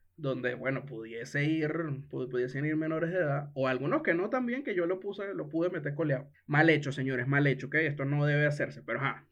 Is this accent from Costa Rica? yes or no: no; Venezuela; como buen venezolano